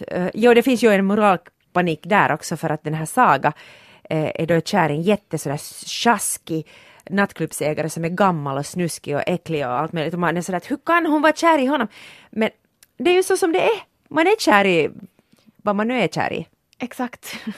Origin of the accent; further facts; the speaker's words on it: Porvoo, Uusimaa, Finland; jag kommer från Borgå.